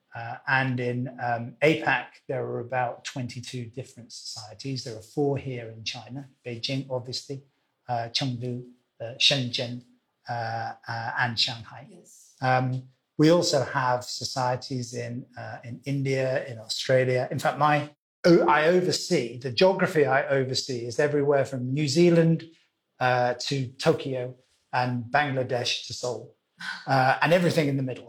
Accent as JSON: {"language": "English", "region": "Wales", "country": "United Kingdom", "tie": "born or raised there", "also_born_or_lived": "London / Zurich / Miami / Singapore", "moved": "yes", "lives_now": "Hong Kong", "said": "I was born in Wales, uh, which is the western country of the of the UK."}